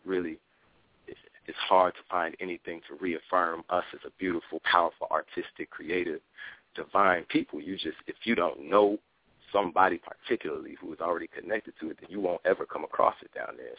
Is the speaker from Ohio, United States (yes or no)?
yes; Dayton, Ohio, United States; moved away as an adult; also born or lived in New York; growing up in Dayton, Ohio